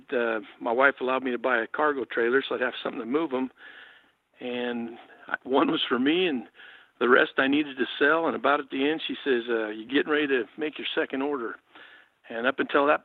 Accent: Oregon, United States; I grew up here in Oregon. My dad was a state policeman, moved around the state

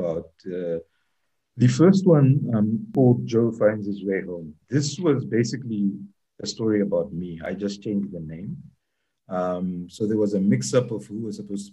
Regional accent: Zambia; moved away; When I was growing up in Zambia

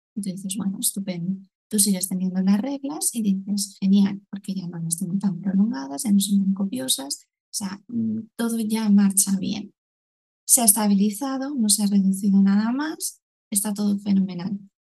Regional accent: Valencian Community, Spain; soy de en Valencia

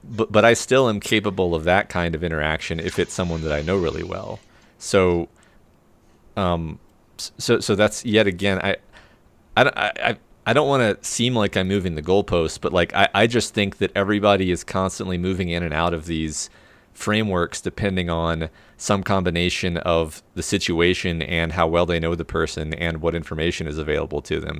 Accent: Texas, United States; I'm super from Guestland, which is another name for Texas

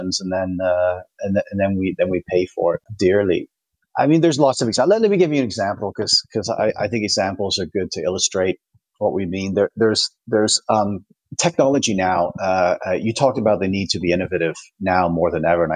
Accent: Toronto, Ontario, Canada; now in Switzerland; my hometown is Toronto

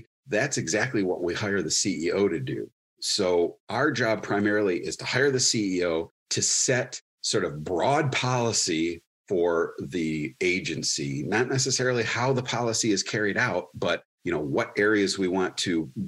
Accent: Wyandotte, Michigan, United States; also born or lived in Dearborn / Lincoln Park / Westland / Canton; I was born in Dearborn, raised in Wyandotte

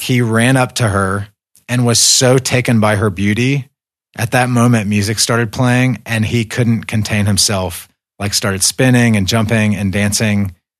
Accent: United States; moved away as an adult; also born or lived in Caucasus; I viewed this list as American

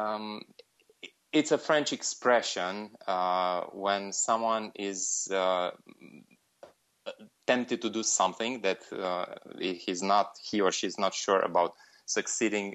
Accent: Romania; also born or lived in Bucharest; I'm from Romania. I live in Bucharest

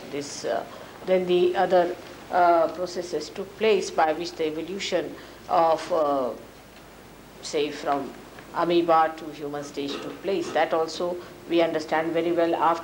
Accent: India; as an Indian lady

